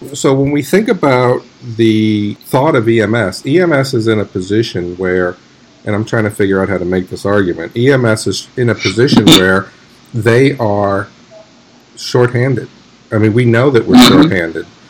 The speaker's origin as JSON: {"language": "English", "town": "New York City", "region": "New York", "country": "United States", "tie": "born or raised there", "said": "I grew up in New York City"}